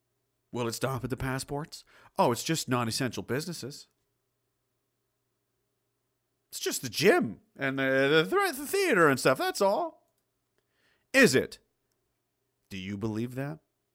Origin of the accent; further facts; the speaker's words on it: Newfoundland and Labrador, Canada; moved away; I'm a Newfoundlander in Alberta since 96. Oh, geez, boy, loving the flatlands, eh?